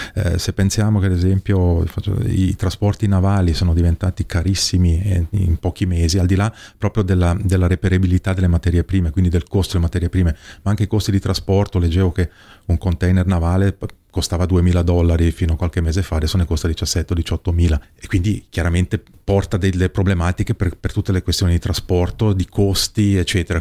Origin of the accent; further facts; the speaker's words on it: Ticino, Switzerland; come ticinese